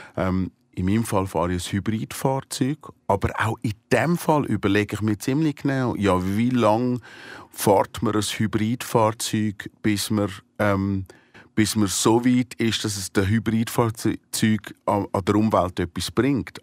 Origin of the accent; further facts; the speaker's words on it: Switzerland; als Volk, als Schweizer Volk